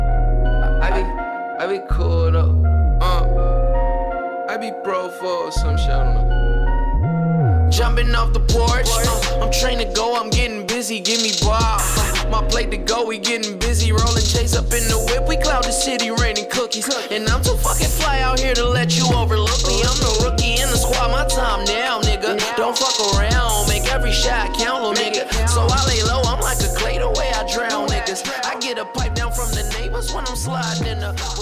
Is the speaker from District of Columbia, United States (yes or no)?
yes; Washington, District of Columbia, United States; Yeah, I'm from Southside, Anacostia.